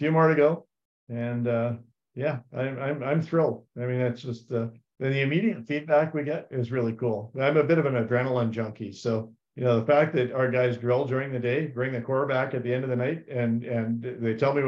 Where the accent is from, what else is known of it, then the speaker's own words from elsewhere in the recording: Terrace Bay, Ontario, Canada; growing up in Terrace Bay, Ontario as a kid